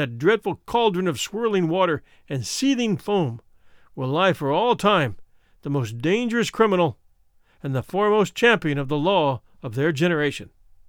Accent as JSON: {"language": "English", "country": "Australia", "said": "I am also Australian"}